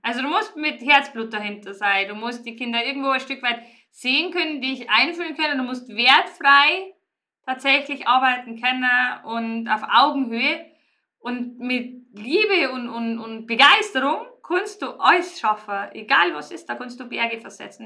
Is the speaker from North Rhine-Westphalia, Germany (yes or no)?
no; Riedenburg, Bavaria, Germany; moved away as an adult; ich stamme ja eigentlich ursprünglich aus Riedenburg und da haben meine Eltern das Kristallmuseum erschaffen